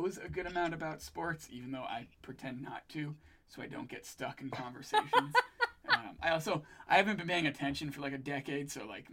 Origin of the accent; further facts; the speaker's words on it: New England, United States; I grew up in New England